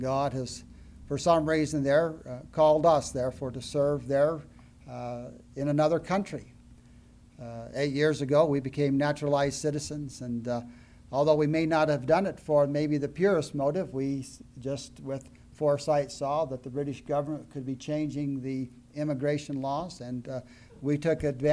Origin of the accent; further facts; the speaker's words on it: Colorado, United States; moved away as an adult; now in Scotland; to be back into my home state